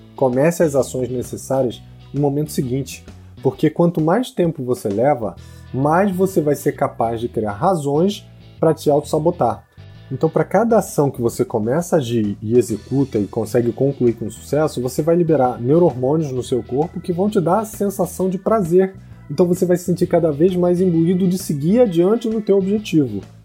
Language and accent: Portuguese; Rio de Janeiro, Brazil; Porque eu sou solteiro, porque eu sou brasileiro, porque eu sou carioca, porque eu não falo inglês